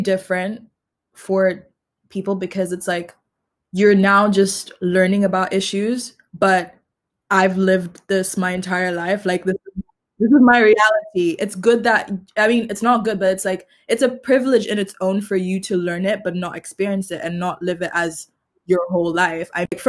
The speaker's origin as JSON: {"language": "English", "country": "Tanzania", "said": "I'm from Tanzania and I also go to the University of Edinburgh."}